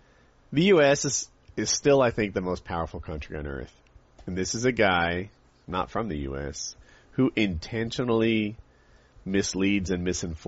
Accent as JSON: {"language": "English", "country": "United States", "accent": "generic American", "said": "By and large, I feel like my accent is sort of that, like, a generic American accent."}